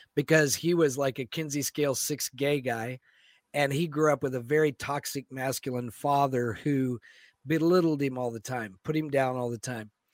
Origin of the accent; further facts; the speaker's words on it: Florida, United States; moved away as an adult; now in Seattle, United States; growing up in Florida